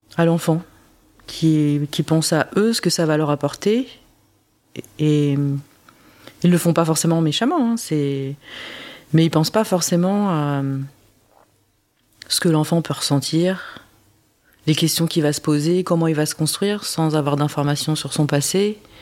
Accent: France; also born or lived in South Korea; moi j'ai grandi euh, en France, je parle pas le coréen

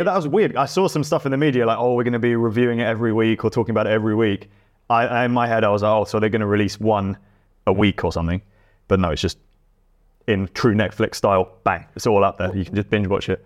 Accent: England, United Kingdom; being English

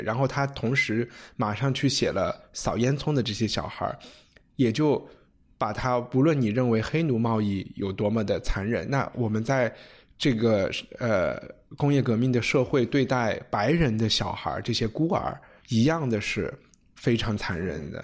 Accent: China; 我们中国人写诗可能是小时候从做对子开始写

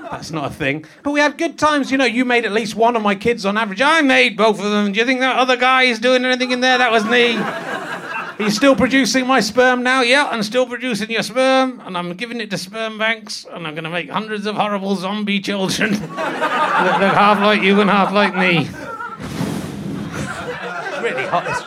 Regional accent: Yorkshire and the Humber, United Kingdom; born there; I was born in Yorkshire and I retain my accent, unlike you.

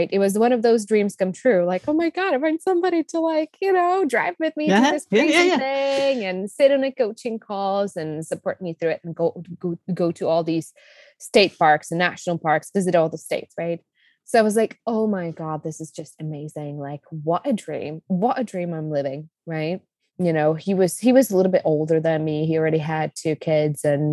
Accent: Czechia; English is a second language; also born or lived in Colorado, United States; now in Costa Rica; you can hear from my accent. I was born in the Czech Republic. I spent a good chunk of my life in the US, in Colorado. Right now, we live in Costa Rica

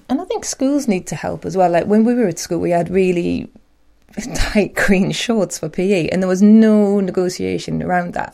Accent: Newcastle upon Tyne, North East England, United Kingdom; I'm proud Geordie

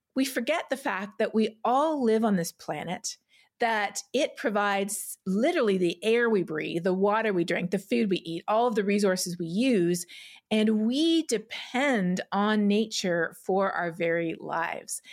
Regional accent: Toronto, Ontario, Canada; I grew up in Etobicoke in Toronto

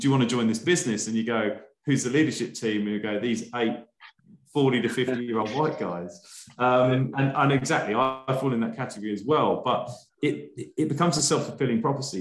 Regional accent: United Kingdom; being a Brit

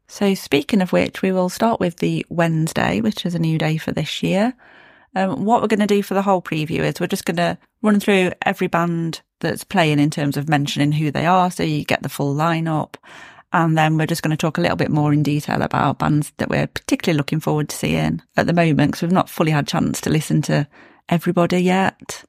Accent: Derbyshire, East Midlands, United Kingdom; I was born in Derby, grew up in Derbyshire

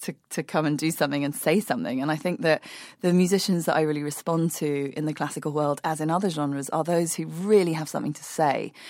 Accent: London, United Kingdom; I grew up in London in the early nineteen eighties

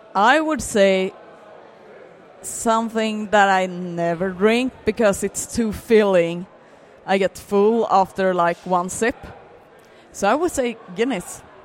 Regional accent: Landvetter, Västra Götaland, Sweden; I grew up in Landvetter

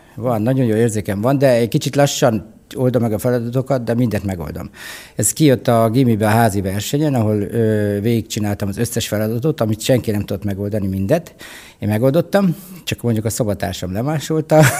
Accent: Hungary; képzelj el egy kis börtönfalut, ahol az apukám a börtönőr, illetve a parancsnoknak a sofőrje.

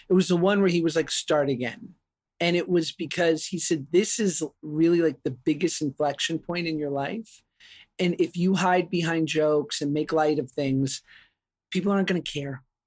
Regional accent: New York, United States; I grew up in New York, you know, single mom, public school

